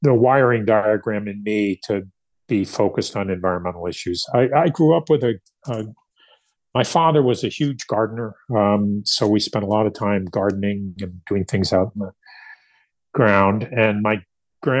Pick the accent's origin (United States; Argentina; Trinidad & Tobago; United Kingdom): United States; New Jersey; I grew up in New Jersey, northern New Jersey, central New Jersey, and then northern New Jersey